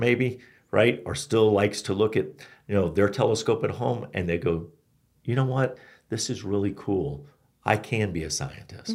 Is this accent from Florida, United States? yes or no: yes; Florida, United States; now in Flagstaff, United States; I'm from Florida